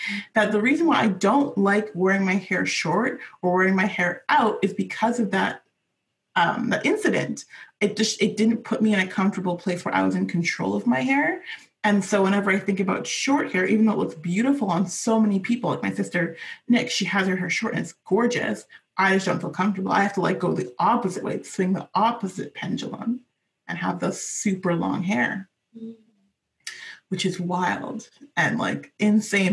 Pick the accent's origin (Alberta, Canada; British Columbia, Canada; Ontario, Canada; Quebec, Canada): British Columbia, Canada; Vancouver; I was born and raised in Vancouver